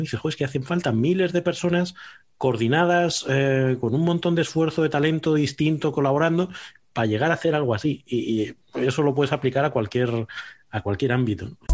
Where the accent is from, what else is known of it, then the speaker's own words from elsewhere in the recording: Salamanca, Castile and León, Spain; moved away as an adult; also born or lived in Bilbao / Madrid; now in Aranda de Duero, Spain; soy de Salamanca, dejé de vivir en Salamanca hace 25 años, pero ahora vivo en Aranda de Duero